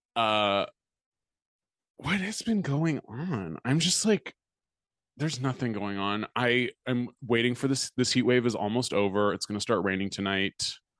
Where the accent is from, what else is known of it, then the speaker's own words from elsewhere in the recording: United States; being American